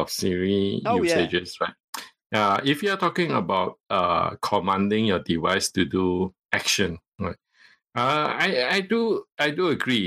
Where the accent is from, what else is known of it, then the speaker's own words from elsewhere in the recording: Malaysia; first language Cantonese; English is a second language; I am a Malaysian, and I'm from the ethnic Chinese Malaysian. Right? And my mother tongue is Cantonese